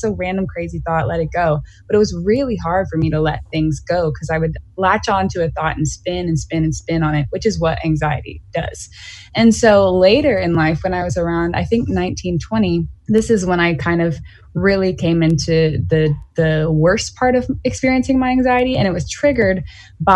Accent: Greenville, South Carolina, United States; born or raised there

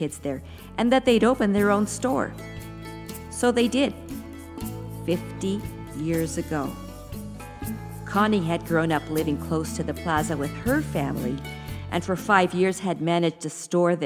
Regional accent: Taos, New Mexico, United States; also born or lived in San Fernando Valley, California; I was 7 years old when my family moved from the California San Fernando Valley to Taos, New Mexico

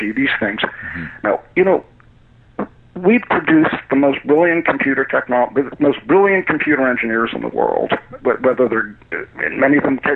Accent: United States; as an American

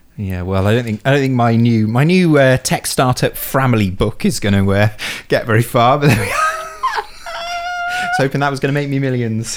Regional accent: Bolton, North West England, United Kingdom; I was born in Bolton

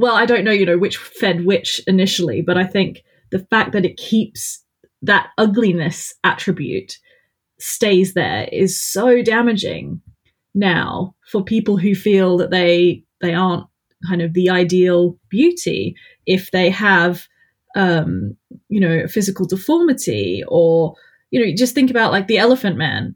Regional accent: Australia; I'm Australian, so the accent's even worse

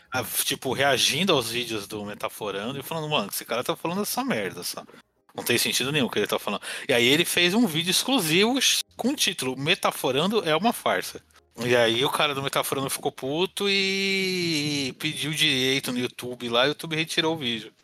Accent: São Paulo, Brazil; eu sou paulista

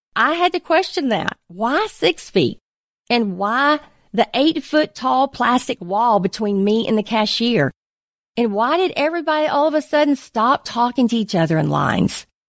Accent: United States; as an American, as a believer

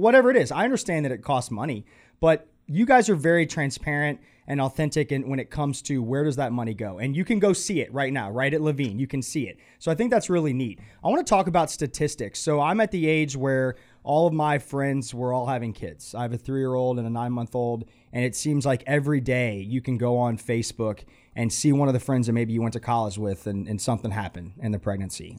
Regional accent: Atlanta, Georgia, United States; moved away as an adult; now in Charlotte, United States; I grew up in Atlanta, and I felt like a number in Atlanta

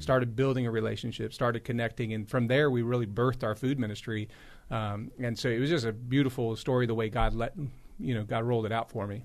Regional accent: Los Angeles, California, United States; now in Raleigh, United States; I grew up in Los Angeles

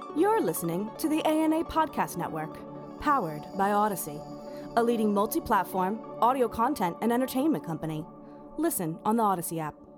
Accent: Wisconsin, United States; I did grow up in Wisconsin

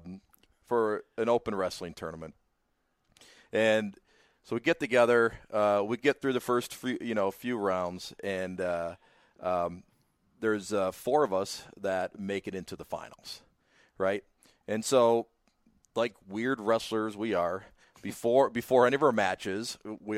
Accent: Cleveland, Ohio, United States; moved away as an adult; now in Idaho, United States; born and raised in Cleveland

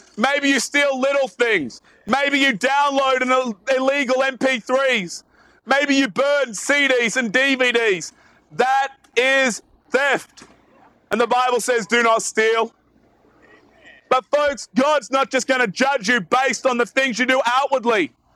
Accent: Australia; As you can probably tell from my accent, I'm not actually from around here. I'm from way, way, way down south in Australia

